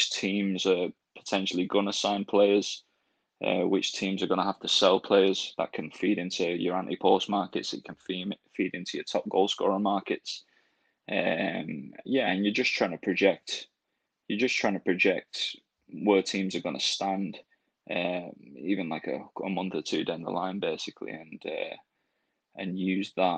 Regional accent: Rochdale, North West England, United Kingdom; moved away; I'm from Rochdale and I'm a big Rochdale fan

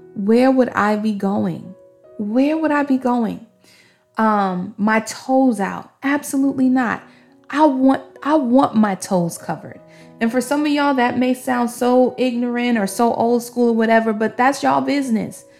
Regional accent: New York City, New York, United States; I'm from Brooklyn, Brooklyn

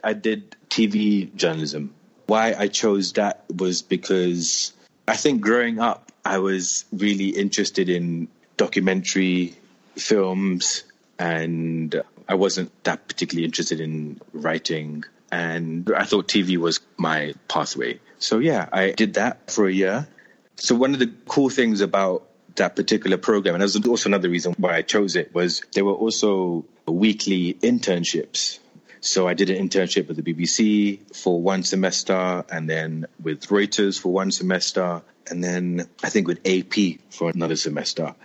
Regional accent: London, United Kingdom; moved away as an adult; also born or lived in Moscow / Mumbai; now in Delhi, India; I'm born and raised in London, in northwest London specifically, an area called Neasden.

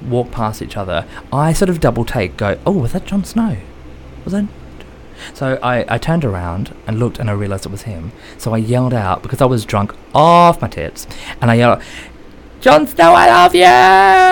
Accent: Australia; I'm Australian

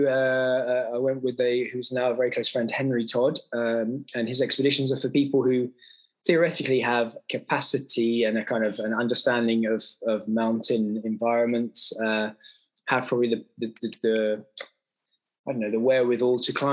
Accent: Kent, South East England, United Kingdom; also born or lived in Newcastle; I'm from Kent, a low-lying county

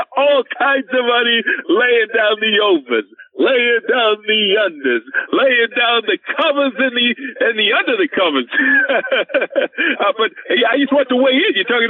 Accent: New Jersey, United States; now in Las Vegas, United States; I mean, I live in Vegas. I come from New Jersey originally.

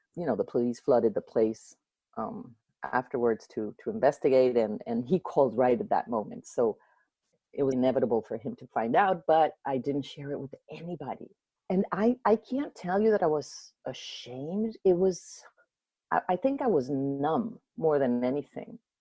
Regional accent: Venezuela; moved away; also born or lived in Baton Rouge, United States / New Orleans, United States; I'm from Venezuela, but uh, I moved to Baton Rouge because that's where my dad went to school at LSU

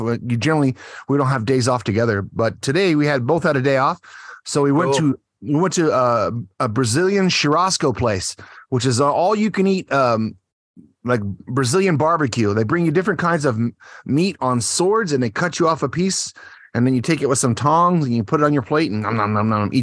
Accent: Texas, United States; now in Japan; I'm from Texas. I was raised on tequila

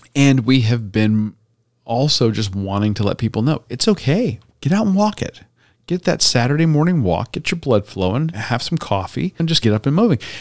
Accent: Tampa, Florida, United States; my childhood growing up in Tampa.

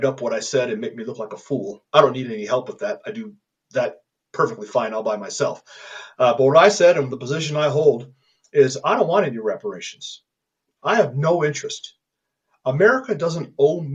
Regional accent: Illinois, United States; also born or lived in California; now in Colorado, United States; I was born in Illinois, educated in California, and now live a wonderful life with a beautiful family in Colorado

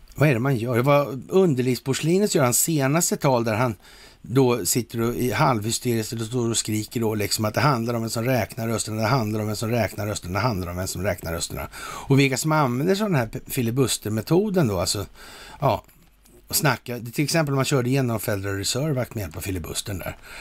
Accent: Sweden; här hemma i Sverige

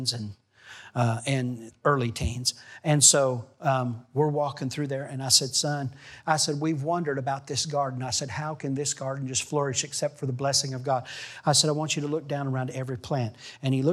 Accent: Missouri, United States; also born or lived in Arkansas; I grew up in Missouri and Arkansas. And my late teens, we lived near Arkansas.

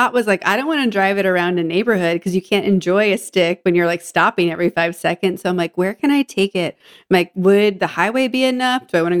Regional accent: Northeast, United States; also born or lived in Germany; I'm from the Northeast.

